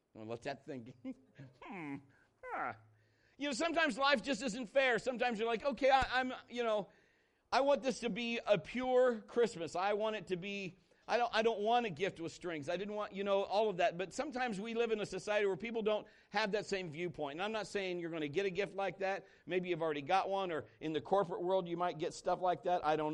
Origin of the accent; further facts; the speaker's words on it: Marion, Ohio, United States; moved away as an adult; I was born and raised here in Marion, Ohio. I went to high school here in Marion, Ohio